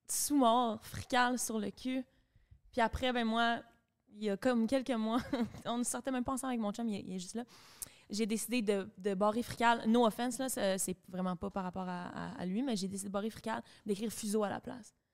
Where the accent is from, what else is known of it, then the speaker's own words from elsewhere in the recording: Longueuil, Quebec, Canada; Non, je viens de Longueuil.